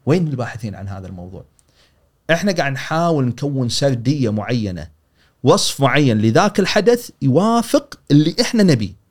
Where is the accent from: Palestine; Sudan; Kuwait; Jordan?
Kuwait; حدث الغزو العراقي حدث مسنا احنا كلنا ككويتيين سنه 90